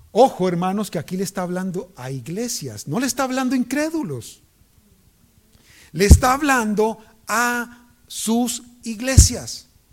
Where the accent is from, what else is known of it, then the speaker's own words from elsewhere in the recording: Cali, Valle del Cauca, Colombia; moved away; en Colombia, en Cali, yo soy de Cali